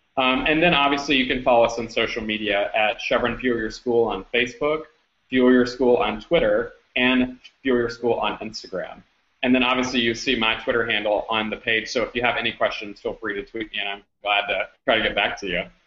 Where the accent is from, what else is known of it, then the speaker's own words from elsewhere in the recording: Louisiana, United States; I grew up originally in Louisiana